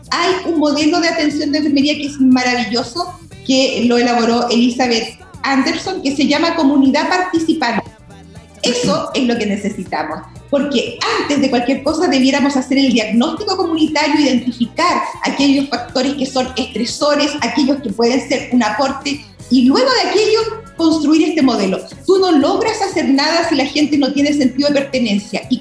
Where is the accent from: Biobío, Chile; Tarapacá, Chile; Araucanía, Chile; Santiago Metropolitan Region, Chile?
Biobío, Chile; Chiguayante; Yo soy de Chihuayante